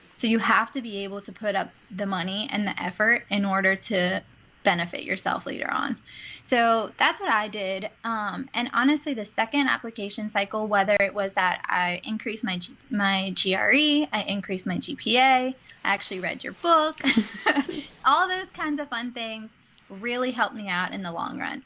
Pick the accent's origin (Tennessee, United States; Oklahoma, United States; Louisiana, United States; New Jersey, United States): Louisiana, United States; New Orleans; now in Baton Rouge, United States; I am from originally from New Orleans, so it's not too far away from home